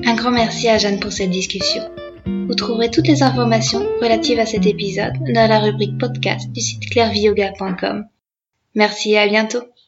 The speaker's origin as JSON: {"language": "French", "region": "Brittany", "country": "France", "tie": "born or raised there", "said": "moi je suis originaire de Bretagne"}